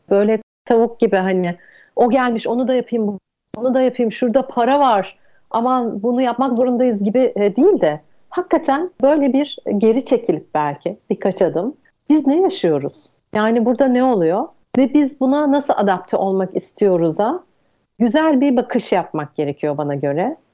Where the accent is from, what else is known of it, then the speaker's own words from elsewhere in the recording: Izmir, Turkey; moved away; also born or lived in Istanbul; İzmirliyim. Bornova Anadolu Lisesi'ni bitirdim